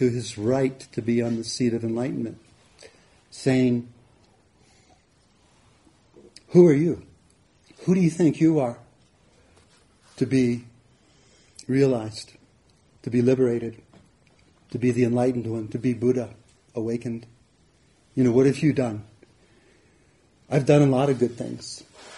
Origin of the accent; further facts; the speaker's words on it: Hawaii, United States; where I grew up in Hawaii